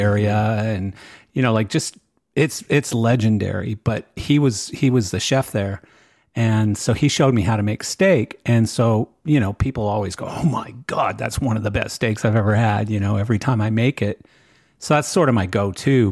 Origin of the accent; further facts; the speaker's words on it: Western Canada, Canada; growing up in Western Canada